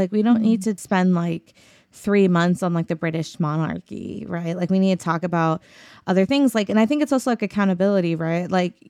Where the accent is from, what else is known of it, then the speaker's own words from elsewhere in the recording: the South, United States; Obviously that's not true, but that again, like growing up in the South, being different is a challenge, right?